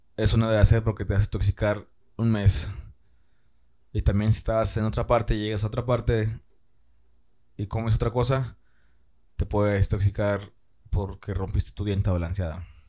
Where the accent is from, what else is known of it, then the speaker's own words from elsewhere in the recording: Tamaulipas, Mexico; now in Ciudad Victoria, Mexico; yo soy del estado de Tamaulipas